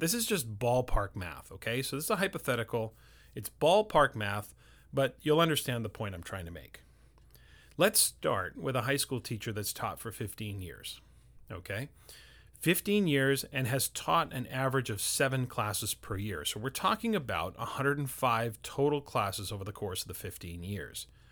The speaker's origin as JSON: {"language": "English", "country": "Canada", "said": "for myself as a Canadian"}